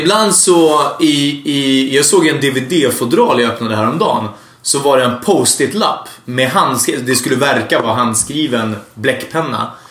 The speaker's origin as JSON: {"language": "Swedish", "country": "Hungary", "moved": "yes", "lives_now": "Sweden", "said": "jag är från Ungern"}